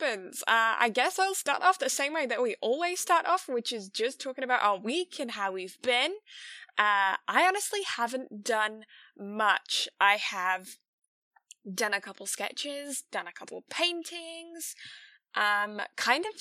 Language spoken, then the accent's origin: English; England, United Kingdom; I'm English